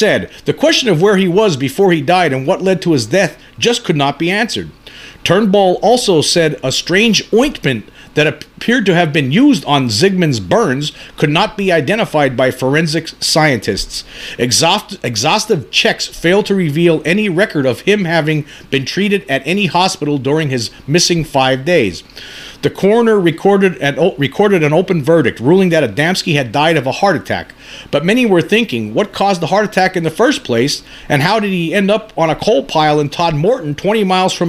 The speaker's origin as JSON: {"language": "English", "region": "Pennsylvania", "country": "United States", "tie": "born or raised there", "said": "where I grew up here in Pennsylvania, there's a lot of coal banks"}